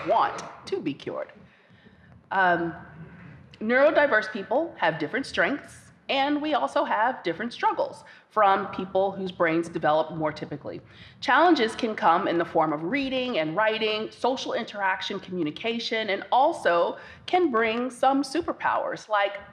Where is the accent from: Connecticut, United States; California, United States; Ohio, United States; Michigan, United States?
Ohio, United States; Cincinnati; based back home in my hometown of Cincinnati, Ohio